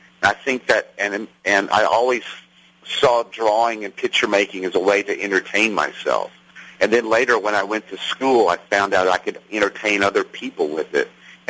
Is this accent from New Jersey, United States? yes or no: no; Chattanooga, Tennessee, United States; moved away; also born or lived in New York City / Los Angeles; I'm a blue-collar kid from Chattanooga, Tennessee. My daddy worked at the Chattanooga Nylon Factory. And so I'm not sure, but I think I'm an unusual candidate for a fine artist that's lived in New York City and Los Angeles.